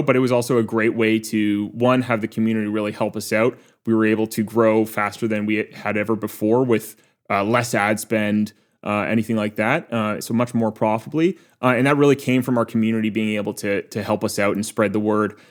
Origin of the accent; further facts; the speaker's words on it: Waterloo, Ontario, Canada; Waterloo, my hometown